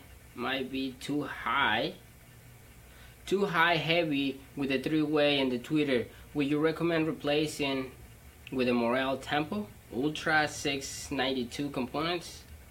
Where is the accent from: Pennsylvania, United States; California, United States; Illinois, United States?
Illinois, United States; Chicago; All right, hey guys, I'm from Chicago.